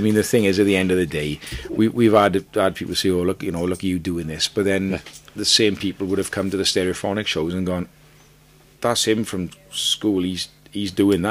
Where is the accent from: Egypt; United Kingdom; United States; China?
United Kingdom; Aberdeen, Scotland; I'm from Aberdeen.